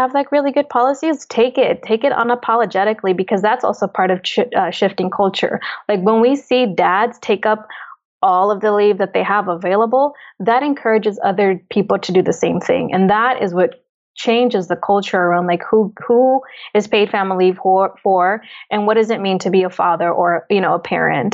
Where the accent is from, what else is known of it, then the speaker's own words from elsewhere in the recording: Oaxaca, Mexico; I'm Oaxacan. I'm indigenous from Mexico.